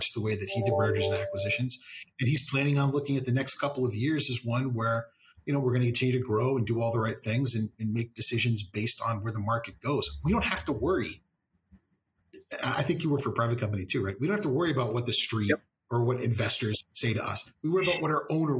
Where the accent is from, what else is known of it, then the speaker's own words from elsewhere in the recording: Texas, United States; those old church ladies I grew up with in Texas